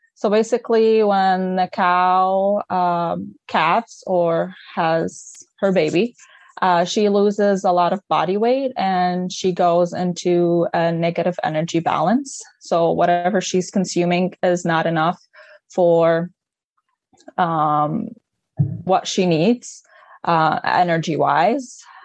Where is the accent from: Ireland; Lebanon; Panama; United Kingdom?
Lebanon; English is a second language; moved away as an adult; now in Michigan, United States; I'm originally from Lebanon. Um, I moved here back in 2015 for my undergrad